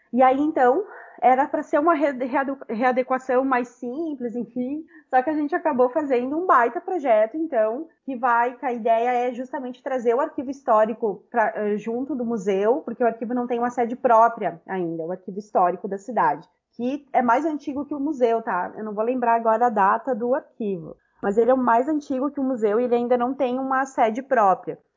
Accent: Caxias do Sul, Rio Grande do Sul, Brazil; moved away as an adult; also born or lived in Porto Alegre; eu sou eu venho de Caxias do Sul, né? Então, quando eu passo no vestibular em 2010

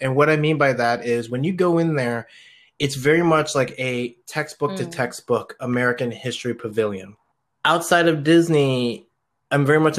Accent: Philippines; I am very biased of that one because I'm Filipino.

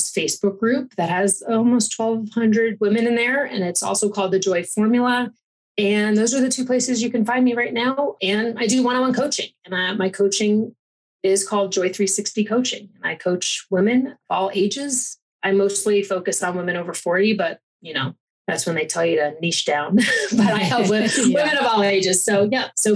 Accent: East Coast, United States; moved away as an adult; also born or lived in Fort Lauderdale, Florida; now in Colorado, United States; I'm an East Coast Italian

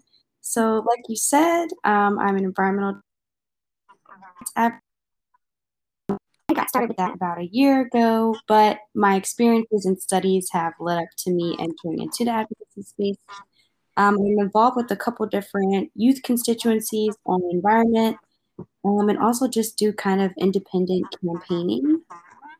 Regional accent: Maryland, United States; Growing up in my home state of Maryland

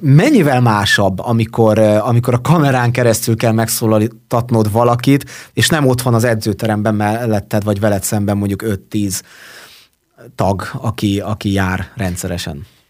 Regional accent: Marcali, Somogy, Hungary; now in Érd, Hungary; mind a ketten ugyanabban az évben születtünk, ugyanabban a városban és ugyanabban a kórházban

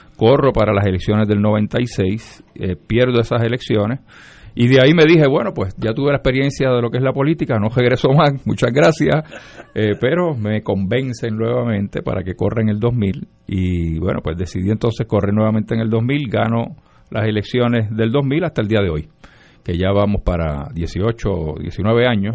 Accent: Lares, Puerto Rico; nací y me crié en Lares

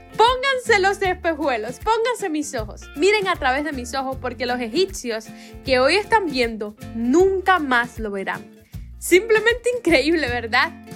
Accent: Cuba; Aquí en mi país, Cuba, le decimos espejuelos

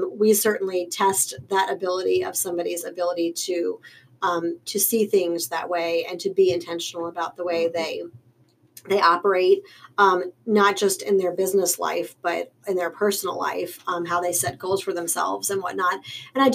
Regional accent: Richmond, Virginia, United States; also born or lived in Long Island, New York; I have lived in Richmond pretty much my whole life.

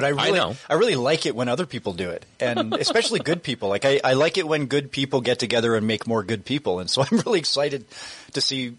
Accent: Terrace, British Columbia, Canada; now in Prince George, Canada; I'm from Terrace originally. My family's from Terrace where, you know, it's like I come from like logging stock, right?

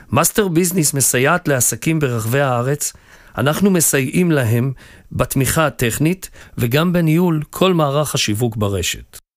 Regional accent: Acre, Northern District, Israel; נולדתי וגדלתי בעכו, ולאחר הצבא החלטתי לחזור בתשובה.

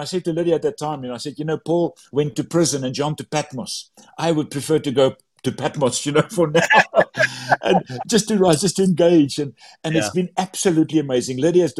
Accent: South Africa; first language Afrikaans; English is a second language; And my mother tongue is Afrikaans and my English is not always correct.

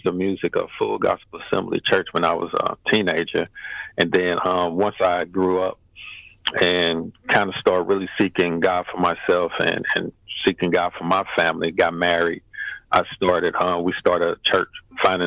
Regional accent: St. Louis, Missouri, United States; I'm born and raised in St. Louis, Missouri, down in Jeff Vanderloo Apartments

